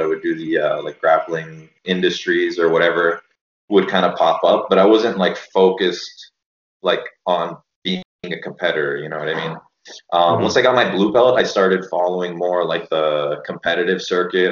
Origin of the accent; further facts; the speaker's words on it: Miami, Florida, United States; I grew up in Miami